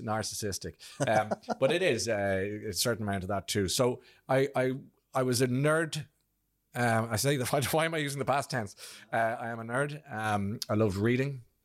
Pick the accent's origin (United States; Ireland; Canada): Ireland; Blackrock; I came from from Black Rock